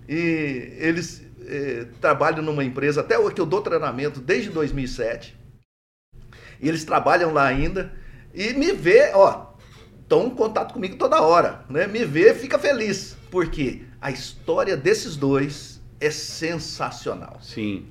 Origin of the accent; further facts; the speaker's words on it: Minas Gerais, Brazil; now in Maringá, Brazil; eu sou mineiro, mas não sou lá de Barbacena, não.